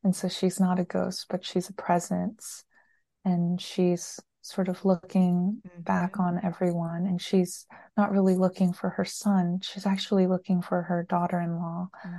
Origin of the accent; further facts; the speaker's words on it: United States; I was born and raised here in the States